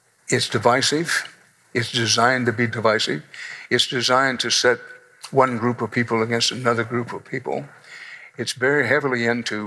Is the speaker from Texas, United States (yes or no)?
yes; Houston, Texas, United States; moved away as an adult; now in New York, United States; I'm Texan to the core, I'm Texas born, Texas bred, and when I die, I will be Texas dead